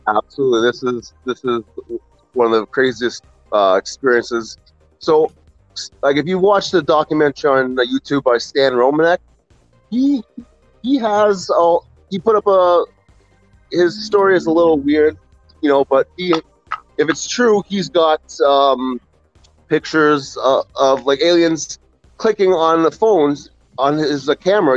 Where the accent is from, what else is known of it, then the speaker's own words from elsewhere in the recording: Ontario, Canada; I'm from Ontario, Canada. Um, a little suburb close to Toronto